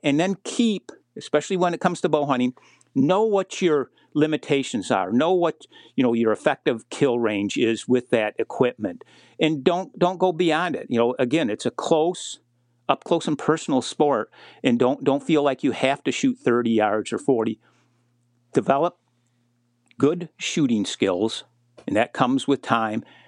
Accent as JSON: {"language": "English", "region": "Michigan", "country": "United States", "tie": "born or raised there", "said": "my home state of Michigan"}